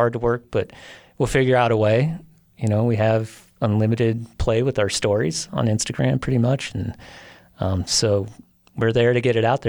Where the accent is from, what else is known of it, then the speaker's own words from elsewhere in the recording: Illinois, United States; You know, it started in the Midwest, and I came out to Colorado from the Midwest, like everyone in Illinois does.